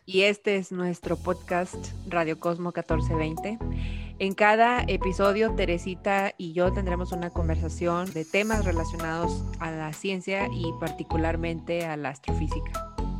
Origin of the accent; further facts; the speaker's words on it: Nuevo León, Mexico; soy de aquí de Nuevo León